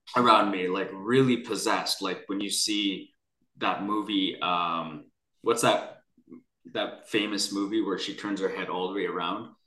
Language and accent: English; Vancouver, British Columbia, Canada; I grew up near Chinatown in downtown in Vancouver, British Columbia